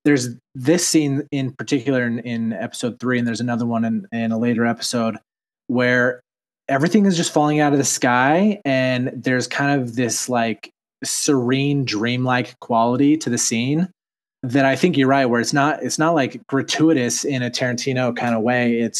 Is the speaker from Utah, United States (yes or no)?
yes; Utah, United States; I'm from Utah, and Utah's English is probably the most vanilla English on planet Earth